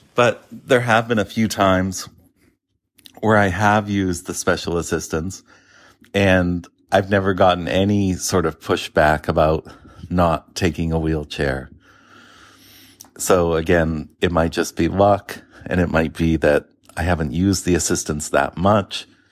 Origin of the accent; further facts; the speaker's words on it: Boston, Massachusetts, United States; also born or lived in Naples, Florida; I'm obviously a Bostonian